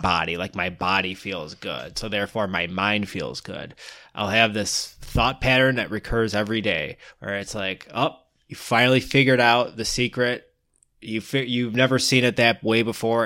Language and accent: English; Michigan, United States; We're from the Midwest, Michigan